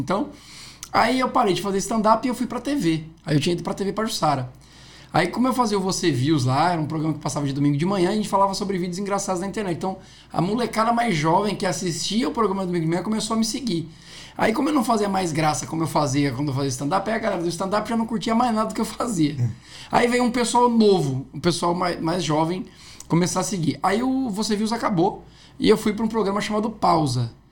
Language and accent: Portuguese; São Paulo, Brazil; now in Maceió, Brazil; eu não sou daqui, né? Sou de São Paulo